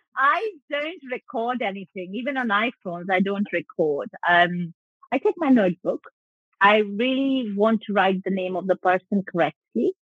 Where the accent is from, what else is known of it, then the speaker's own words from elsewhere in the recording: West Bengal, India; moved away as an adult; now in United Kingdom; I grew up in Bengal